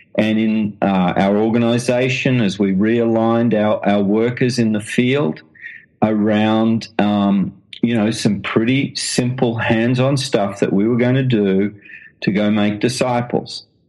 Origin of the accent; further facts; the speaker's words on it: Australia; accent: Australian; now in London, United Kingdom; as you can tell from the accent, I'm an Australian